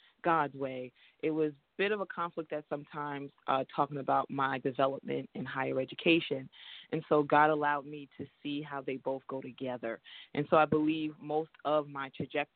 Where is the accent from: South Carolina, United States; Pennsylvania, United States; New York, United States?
New York, United States; New York City; I was born in Brooklyn, New York, Flatbush to be exact.